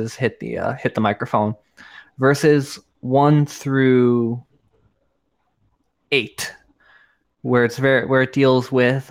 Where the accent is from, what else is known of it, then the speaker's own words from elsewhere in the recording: New York, United States; now in Florida, United States; I was born in New York, man. Like I should be talking like this, eating pizza, all that fun stuff.